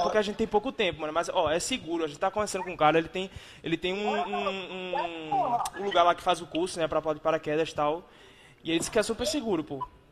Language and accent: Portuguese; Recife, Pernambuco, Brazil; eu nasci né, em Recife moro em Recife